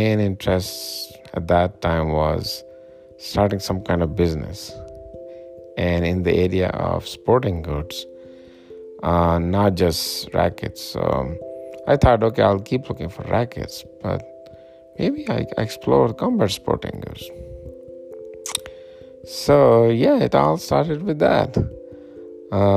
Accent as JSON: {"language": "English", "country": "Pakistan", "moved": "yes", "lives_now": "Colorado, United States", "said": "I'm originally from Pakistan"}